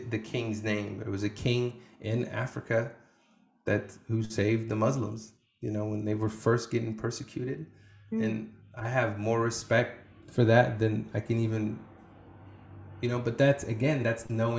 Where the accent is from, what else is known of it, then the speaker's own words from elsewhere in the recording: Iraq; moved away; I can't say I'm from Iraq.